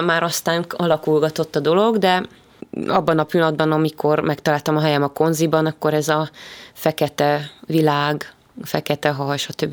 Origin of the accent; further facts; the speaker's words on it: Gödöllő, Pest, Hungary; Ugye én gödöllői vagyok, és tulajdonképpen az egész gyerekkoromat gödöllön töltöttem